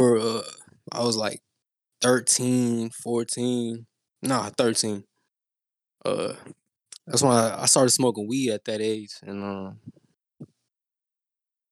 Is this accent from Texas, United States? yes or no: yes; Houston, Texas, United States; I'm from Houston